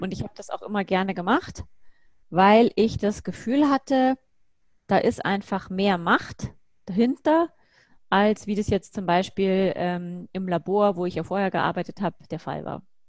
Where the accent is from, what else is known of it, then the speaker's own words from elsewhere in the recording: Bavaria, Germany; ich bin in Bayern aufgewachsen